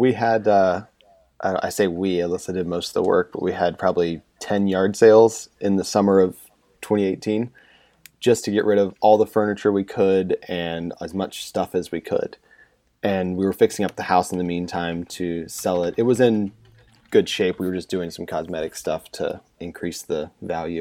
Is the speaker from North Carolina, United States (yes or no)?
yes; central North Carolina, United States; moved away as an adult; also born or lived in Northwest Indiana; I grew up in central North Carolina